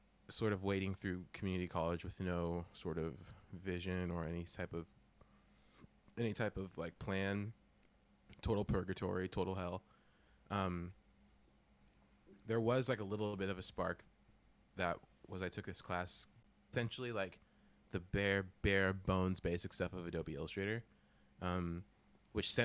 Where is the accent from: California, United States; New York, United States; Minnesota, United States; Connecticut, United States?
California, United States; I'm from California